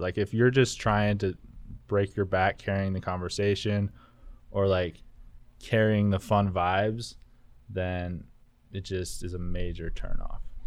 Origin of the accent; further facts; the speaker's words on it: Elko, Nevada, United States; moved away as an adult; I'm from Elko as well